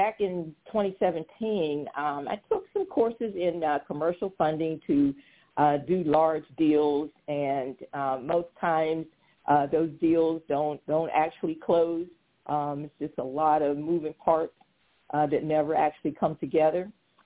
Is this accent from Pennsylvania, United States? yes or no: yes; Pittsburgh, Pennsylvania, United States; moved away as an adult; also born or lived in Washington, D.C. area / Virginia; I'm originally from Pittsburgh, Pennsylvania